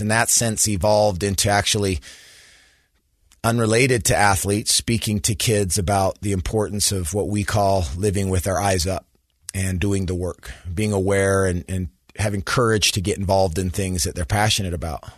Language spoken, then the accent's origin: English; Sandy, Utah, United States; I grew up in Sandy, Utah, so went to Skyline High School, graduated from the University of Utah.